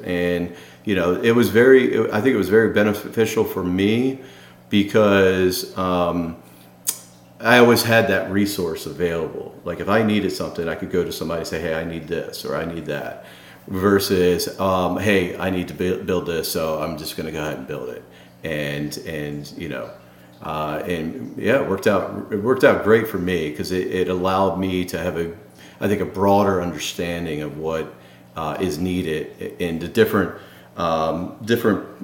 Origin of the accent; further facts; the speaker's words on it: Baltimore, Maryland, United States; the Baltimore Orioles, which happens to be my hometown